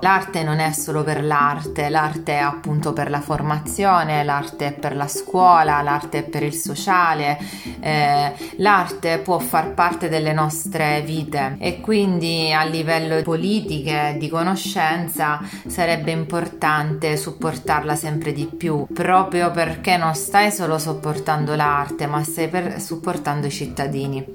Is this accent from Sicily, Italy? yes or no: yes; Messina, Sicily, Italy; now in Milan, Italy; Vengo da Messina, vivo per lavoro e anche per opportunità culturali a Milano e ho questi due cuori, diciamo